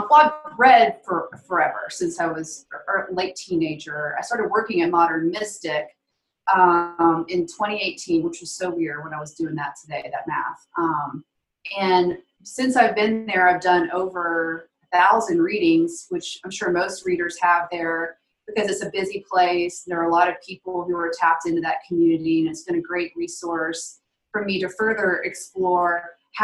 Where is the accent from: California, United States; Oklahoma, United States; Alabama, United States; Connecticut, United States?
Alabama, United States; I grew up Catholic in the Deep South, Alabama